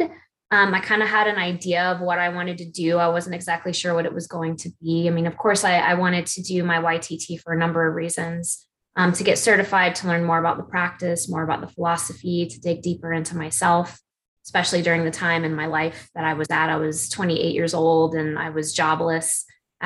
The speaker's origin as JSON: {"language": "English", "town": "Atlanta", "region": "Georgia", "country": "United States", "said": "I'm from Atlanta, Georgia, still live here"}